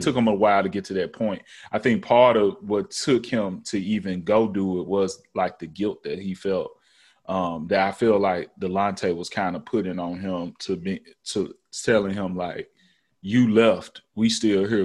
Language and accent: English; Memphis, Tennessee, United States; growing up in East Memphis